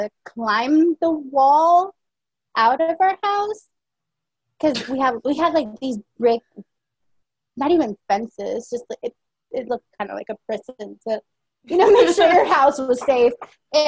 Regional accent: San Pedro Sula, Cortés, Honduras; also born or lived in United States; now in Virginia, United States; I was born in San Pedro Sula in Honduras

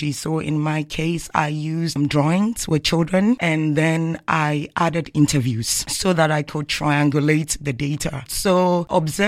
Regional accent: Ghana; moved away as an adult; now in Canada; I'm coming from Canada and I'm also Ghanaian. I'm part of them

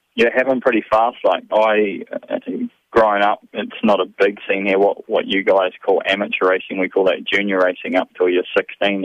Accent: New Zealand; moved away as an adult; I grew up and growing up in New Zealand

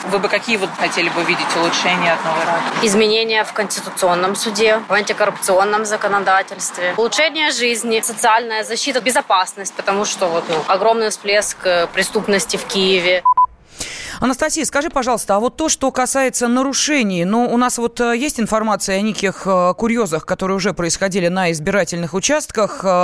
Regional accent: Moscow, Russia; born there; Я родилась в Москве.

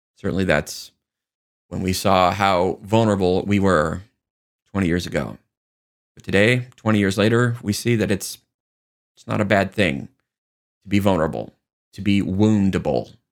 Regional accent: United States; we are strong enough as Americans

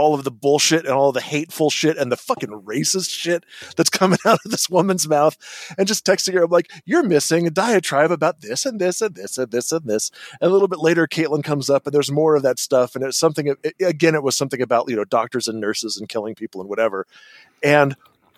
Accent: California, United States; moved away as an adult; another Californian expat

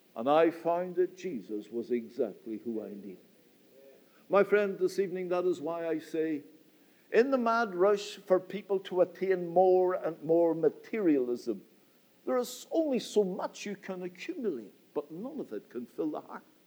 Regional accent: Northern Ireland, United Kingdom; I come from Northern Ireland

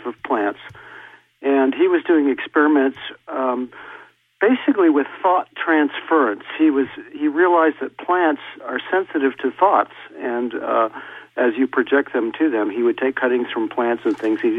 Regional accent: Midwest, United States; moved away; also born or lived in California; I'm from the Midwest. I moved to California.

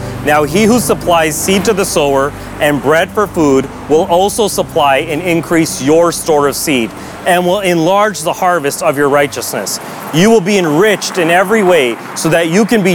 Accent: Toronto, Ontario, Canada; I was born and raised in Toronto

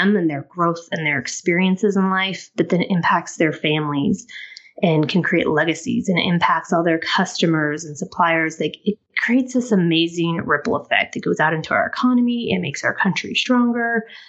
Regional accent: Colorado, United States; also born or lived in Denver; I am originally from Southwest Colorado, so closer to the Four Corners region. I've lived in Denver for extensive time, but I've actually lived kind of all over the country

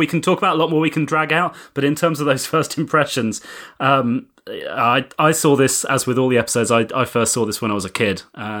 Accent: United Kingdom; Yeah, I'm British.

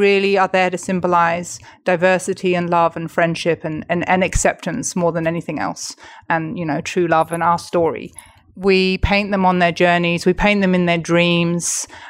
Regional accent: England, United Kingdom; So I am Catholic and Mark is Jewish. I'm from England.

